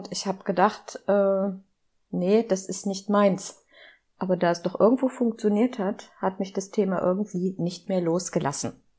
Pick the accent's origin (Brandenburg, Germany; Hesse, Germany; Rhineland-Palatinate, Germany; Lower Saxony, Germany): Lower Saxony, Germany; Seesen; Ich komme aus Seesen, das ist am Harzrand. Man nennt es das Tor zum Harz.